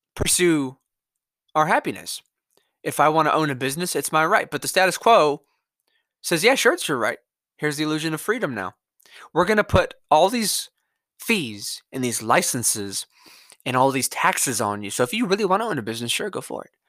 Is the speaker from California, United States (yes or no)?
yes; California, United States; my home state